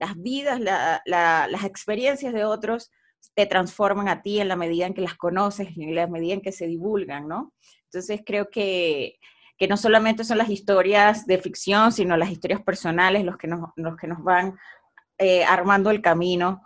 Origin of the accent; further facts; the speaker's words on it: Venezuela; moved away as an adult; also born or lived in Buenos Aires, Argentina; now in Mexico; Cuando me fui de Venezuela a estudiar a Buenos Aires